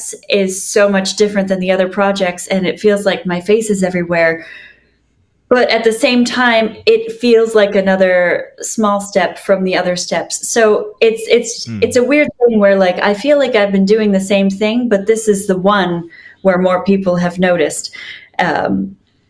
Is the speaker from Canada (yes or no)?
yes; Canada; now in Los Angeles, United States; as a Canadian in my small town